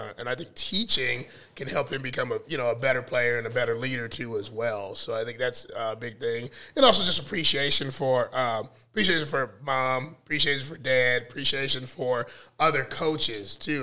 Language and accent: English; North Carolina, United States; also born or lived in North Omaha, Nebraska; now in Omaha, United States; I grew up in North Carolina